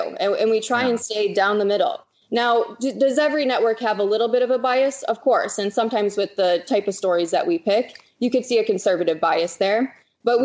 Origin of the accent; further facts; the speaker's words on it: Michigan, United States; moved away as an adult; now in San Diego, United States; So I'm originally from Michigan, packed up, moved all the way out to San Diego